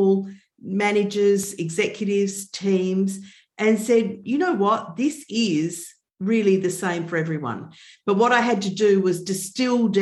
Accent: Melbourne, Victoria, Australia; I'm from Melbourne in Australia.

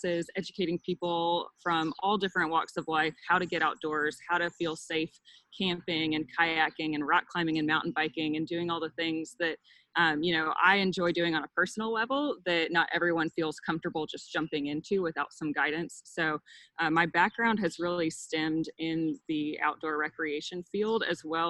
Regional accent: South Carolina, United States; moved away as an adult; now in Austin, United States; the environment that I grew up with in South Carolina, where I went to college and had my childhood

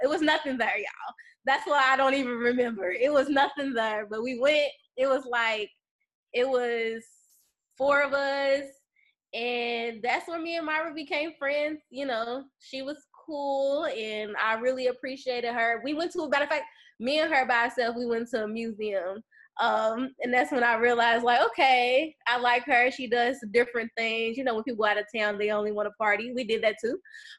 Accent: Louisville, Kentucky, United States; moved away as an adult; also born or lived in San Diego, California; now in Inglewood, United States; I'm originally from Louisville, Kentucky. I moved to San Diego in 2015

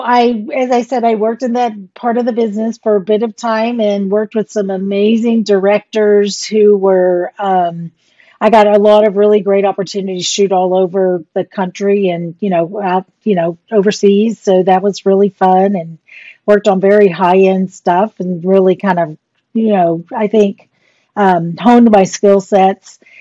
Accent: Portland, Texas, United States; also born or lived in Fort Worth, Texas; my high school, Gregory Portland High School

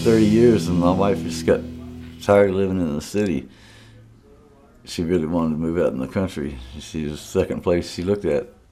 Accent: Beaumont, Texas, United States; moved away; also born or lived in Leland, Mississippi; I'm originally from Beaumont

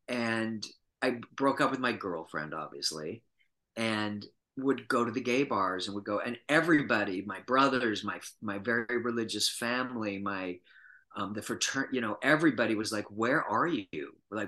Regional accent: Utah, United States; moved away as an adult; I was born and raised in Utah and was born and raised Mormon and lived there until I was 23, went to undergraduate school at the University of Utah.

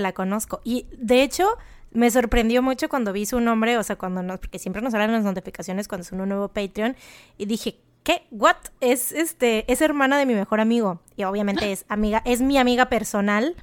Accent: Mexico; nosotros somos mexicanas, venimos de México

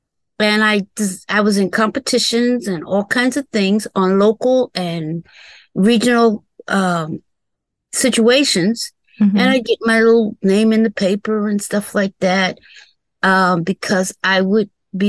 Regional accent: Madison, Virginia, United States; Madison, Virginia.

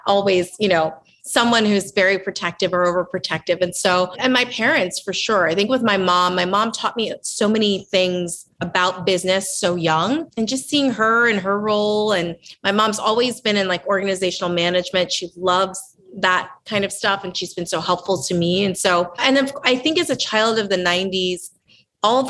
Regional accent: Southern New Jersey, United States; also born or lived in Lancaster, Pennsylvania; I was raised in Southern New Jersey

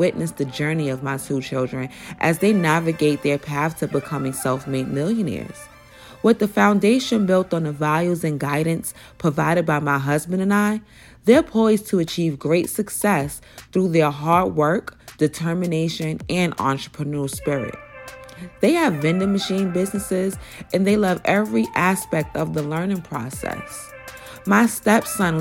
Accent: New York City, New York, United States; I'm from Brooklyn, New York, Bed-Stuy to be exact

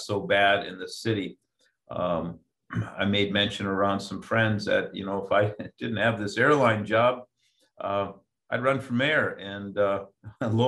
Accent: Superior, Wisconsin, United States; moved away as an adult; also born or lived in Madison, Wisconsin; now in Anchorage, United States; I was born and raised in Superior, Wisconsin

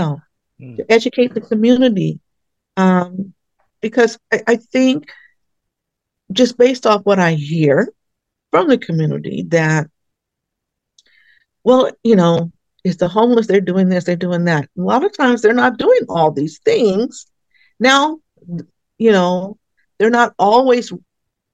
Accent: Richmond, California, United States; moved away as an adult; now in Solano County, United States; I am a native from Richmond, California. So, and then I moved here 30 years ago

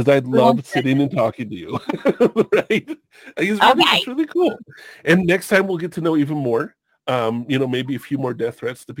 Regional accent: Long Beach, California, United States; also born or lived in Hawaii; now in Washington, United States; I grew up in Long Beach.

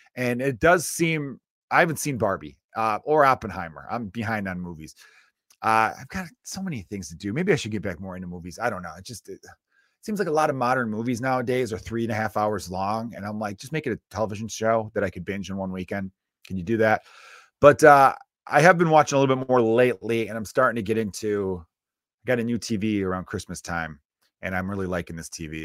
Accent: United States; as an American with, uh, strong Irish roots

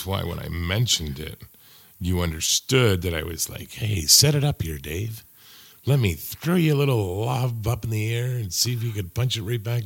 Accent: Hamilton, Ontario, Canada; moved away; I am from Hamilton.

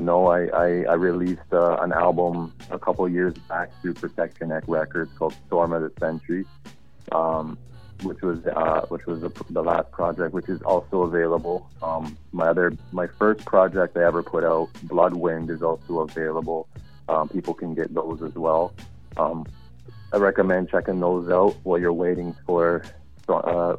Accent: Canada; As a Canadian artist, I think this is pretty much like I'd be the only Canadian artist that's making this move

